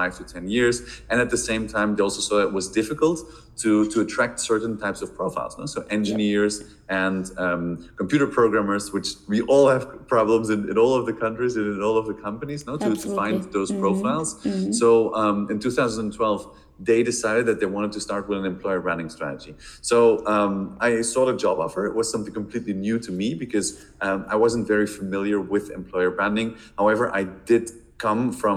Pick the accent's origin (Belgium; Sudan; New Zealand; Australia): Belgium; moved away as an adult; now in Barcelona, Spain; I'm originally from Belgium, but currently living in Barcelona for the last 10 years